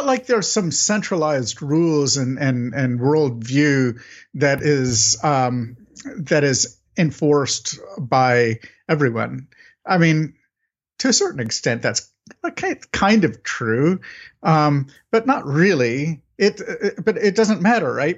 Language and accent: English; United States; I'm an American